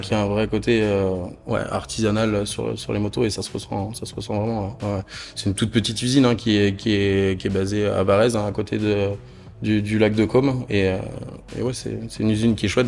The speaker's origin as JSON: {"language": "French", "region": "the North", "country": "France", "moved": "as an adult", "lives_now": "Toulouse, France", "said": "je suis originaire du Nord moi de base"}